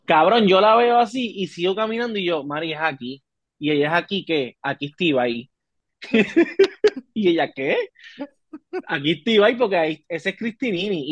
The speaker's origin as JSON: {"language": "Spanish", "country": "Puerto Rico", "said": "yo soy de Puerto Rico"}